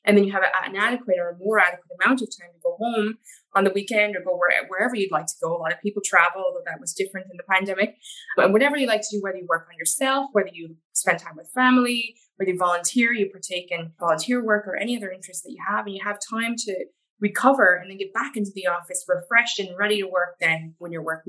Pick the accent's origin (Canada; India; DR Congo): Canada; now in Ireland; but I'm from Canada originally.